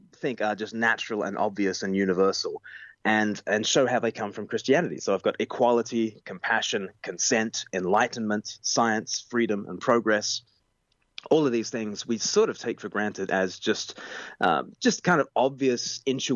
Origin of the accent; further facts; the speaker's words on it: Australia; now in United Kingdom; I grew up in Australia, and I now live in the UK